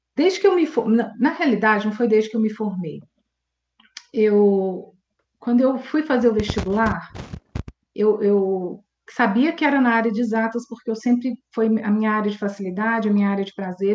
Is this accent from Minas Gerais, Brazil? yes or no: yes; Belo Horizonte, Minas Gerais, Brazil; nasci aqui em BH mesmo